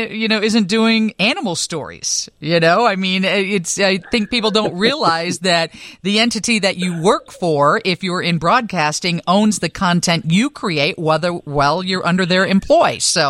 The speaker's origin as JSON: {"language": "English", "town": "Rockford", "region": "Illinois", "country": "United States", "tie": "born or raised there", "lives_now": "Chicago, United States", "said": "I was born and raised in Rockford"}